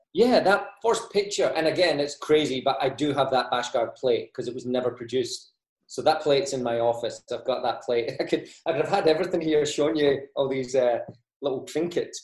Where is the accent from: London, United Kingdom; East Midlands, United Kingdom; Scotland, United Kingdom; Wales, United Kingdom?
Scotland, United Kingdom; moved away as an adult; also born or lived in Australia; now in United States; 1995, I emigrated to Australia from Scotland